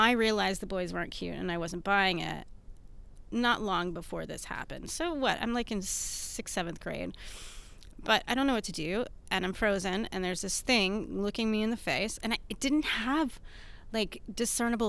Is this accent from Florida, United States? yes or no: no; Houston, Texas, United States; also born or lived in Atlanta; I'm from Houston